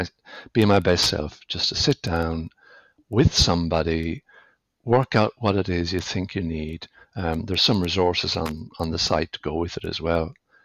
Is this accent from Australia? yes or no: no; west of Ireland, Ireland; as you might tell from my accent, I grew up in the west of Ireland